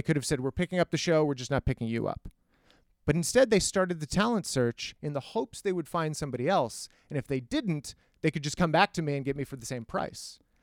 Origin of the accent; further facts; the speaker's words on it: El Paso, Texas, United States; I, I grew up in El Paso, Texas, which is a desert